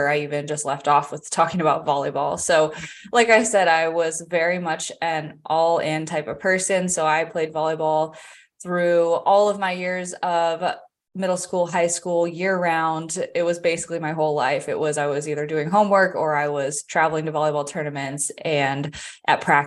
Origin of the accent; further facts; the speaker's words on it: Vienna, Virginia, United States; moved away as an adult; also born or lived in Charlotte area, North Carolina; now in Charlotte, United States; I grew up in the Northern Virginia area. I have lived there my entire life, except for up to May of last year.